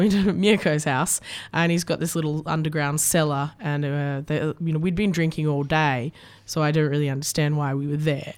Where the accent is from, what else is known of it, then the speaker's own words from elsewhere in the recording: Australia; what we grew up with in Australia